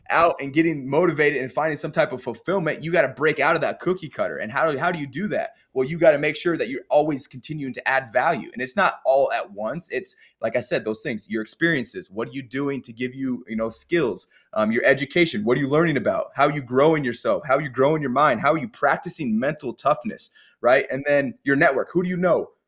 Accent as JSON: {"language": "English", "region": "Colorado", "country": "United States", "tie": "born or raised there", "said": "I grew up in Colorado"}